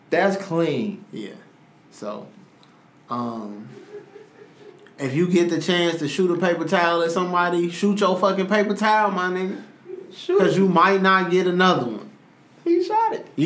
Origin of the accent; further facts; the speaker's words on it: Los Angeles, California, United States; I'm from Los Angeles, California. I'm from the community and for the community. Orgullosamente mexicano.